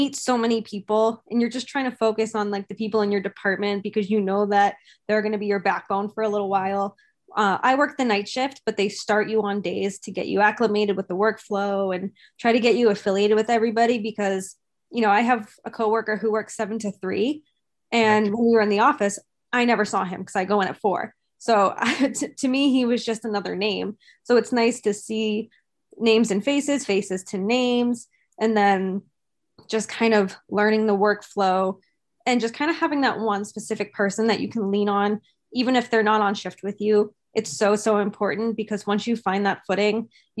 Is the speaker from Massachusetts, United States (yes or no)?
yes; Boston, Massachusetts, United States; Just growing up in Boston too, is to have those people work within the Boston teams was super special.